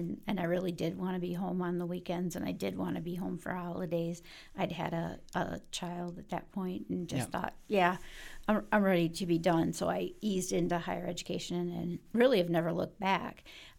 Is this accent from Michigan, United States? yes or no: yes; Detroit, Michigan, United States; I'm from Detroit.